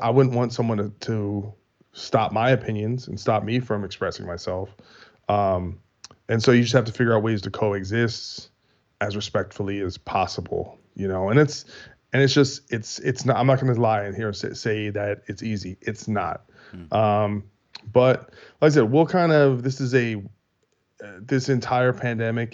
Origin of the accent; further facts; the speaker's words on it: United States; We're American